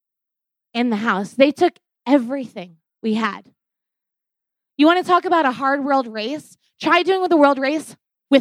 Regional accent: New York, United States; moved away; I'm originally from New York

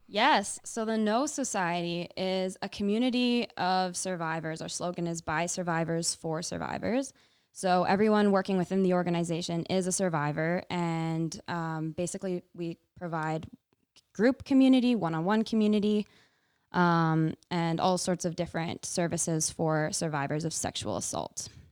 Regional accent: Fraser Valley, British Columbia, Canada; now in Kootenays, Canada; I grew up in B C. I grew up in the Fraser Valley area. I now live in the Kootenays

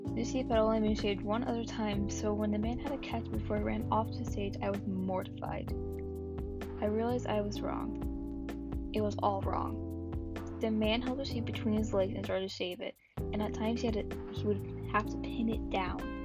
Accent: Texas, United States; I am a Texan by birth

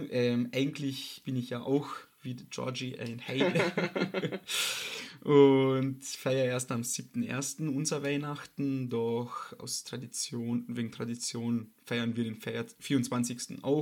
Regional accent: Austria; weil leider Gottes nach dem letzten Lockdown bei uns in Österreich habe ich es geschafft

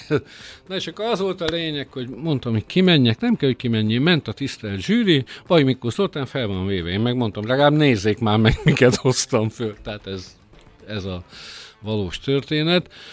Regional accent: Békés, Hungary; békési vagyok eredetileg

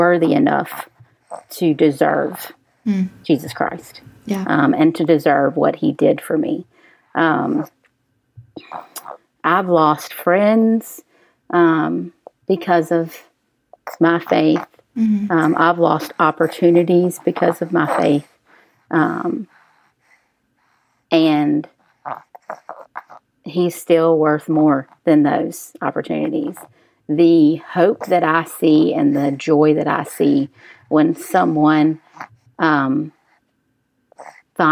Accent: Jackson, Mississippi, United States; I grew up in Jackson Public Schools

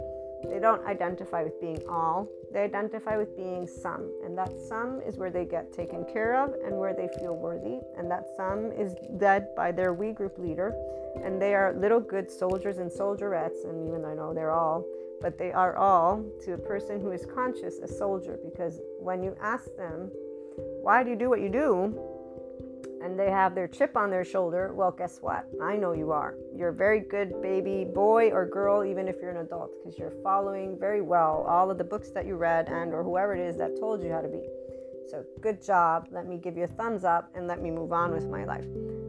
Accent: Naples, Campania, Italy; English is a second language; It's like, I'm from Naples, Italy.

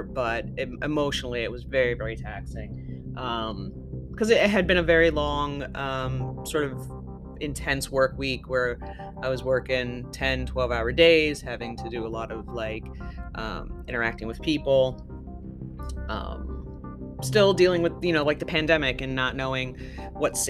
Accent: the South, United States; I'm from the South

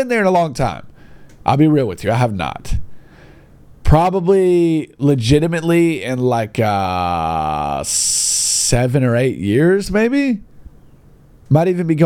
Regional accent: Gadsden, Alabama, United States; my hometown, Gadsden

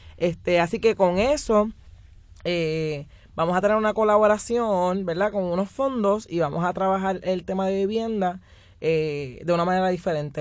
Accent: San Juan, Puerto Rico; yo vengo de la península de Cantera. Y la península de Cantera es una comunidad que hace yo creo que desde antes de que yo naciera, eh, ha estado luchando

